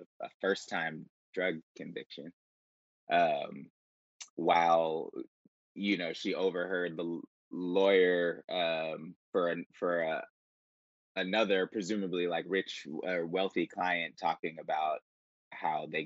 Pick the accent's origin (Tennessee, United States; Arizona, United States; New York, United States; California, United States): California, United States; Bay Area; the strong women we grew up around in the Bay Area